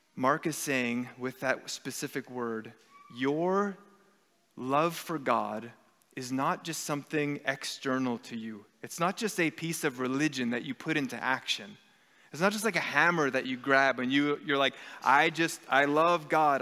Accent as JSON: {"language": "English", "country": "Canada", "said": "our Canadian society is steeped in secularism"}